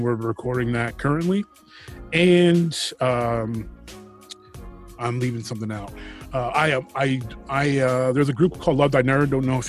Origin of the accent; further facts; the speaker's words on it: Detroit, Michigan, United States; I'm from Detroit.